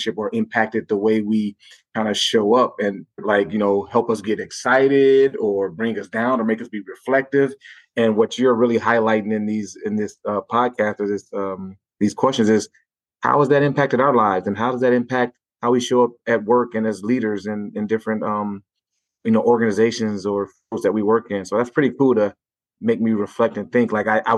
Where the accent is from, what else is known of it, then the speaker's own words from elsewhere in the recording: Gary, Indiana, United States; it made me go back to when I was growing up in Gary, Indiana for those years.